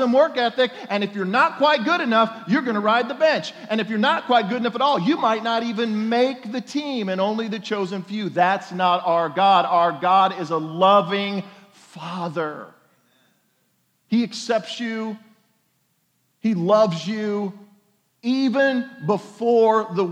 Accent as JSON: {"language": "English", "region": "Oklahoma", "country": "United States", "said": "I'm from Oklahoma"}